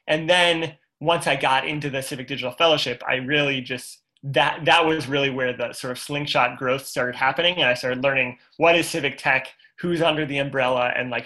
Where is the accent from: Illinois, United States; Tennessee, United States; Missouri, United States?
Missouri, United States; St. Louis; I'm from St. Louis, Missouri.